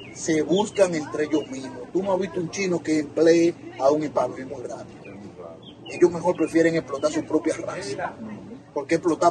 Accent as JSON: {"language": "Spanish", "country": "Dominican Republic", "also_born_or_lived": "Brooklyn, New York", "moved": "yes", "lives_now": "New Jersey, United States"}